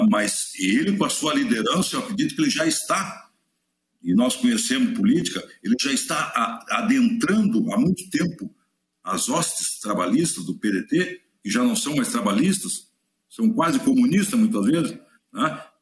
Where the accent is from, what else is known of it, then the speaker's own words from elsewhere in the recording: São Borja, Rio Grande do Sul, Brazil; moved away as an adult; Eu, quando vim de São Borja, já era muito profissional. Né? Nós não perdia para a dupla Grenal lá.